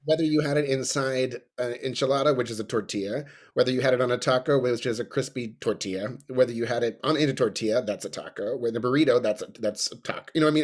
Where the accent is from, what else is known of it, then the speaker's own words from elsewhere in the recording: New Braunfels, Texas, United States; I'm from New Braunfels.